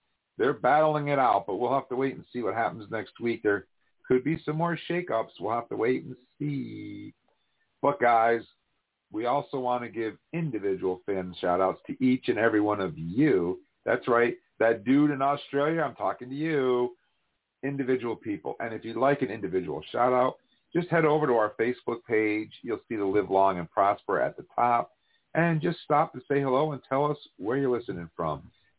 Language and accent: English; upstate New York, United States; upstate New York, which is where I'm actually from.